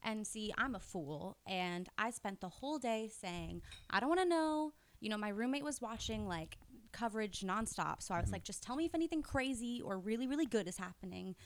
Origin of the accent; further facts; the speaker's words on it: Florida, United States; I'm from Florida